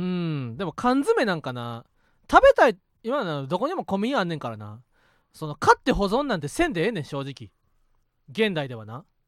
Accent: Osaka, Japan; moved away; 俺はもともと地元大阪で

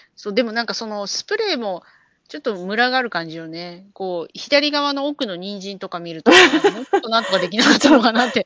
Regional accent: Chiba, Japan; moved away as an adult; now in California, United States; 私の出身地の千葉県

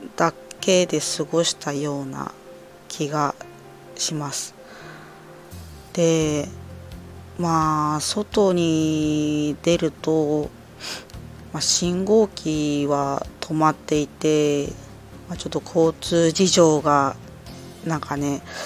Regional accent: Ibaraki, Japan; moved away as an adult; also born or lived in Morioka, Iwate; 茨城出身

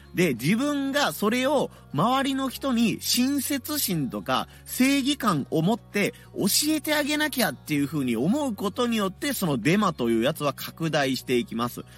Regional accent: Hiroshima, Japan; 地元広島

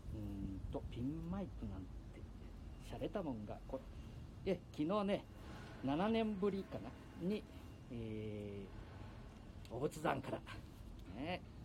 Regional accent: Mikawa, Aichi, Japan; accent: Mikawa dialect; 三河弁が出ちゃった

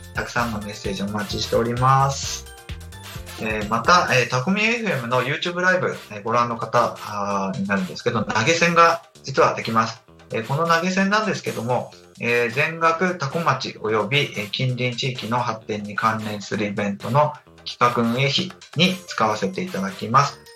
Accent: Akita, Japan; moved away; 私、秋田出身なので、雪は結構馴染み深いんです

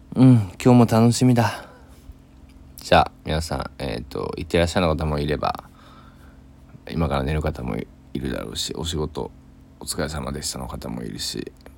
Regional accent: Kochi, Japan; 僕の地元の高知県佐木市

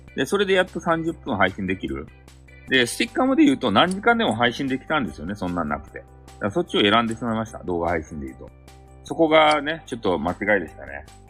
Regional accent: Hakata, Fukuoka, Japan; accent: Hakata dialect; 激高い博多弁が抜けん

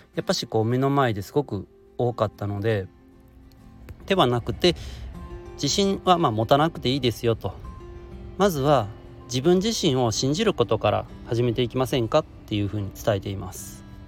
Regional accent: Shiga, Japan; 地元滋賀で開催されているだけあって

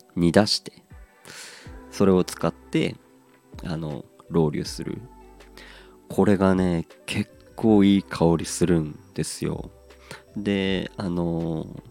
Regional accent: Aomori, Japan; 地元が青森

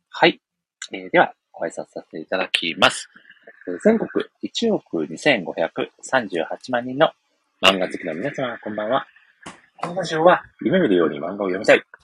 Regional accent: Ehime, Japan; 私の地元、愛媛県の

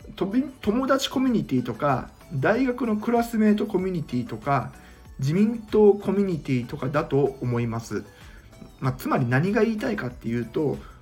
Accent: Mie, Japan; 今僕は地元の三重県で県議と市議との情報交換の場として

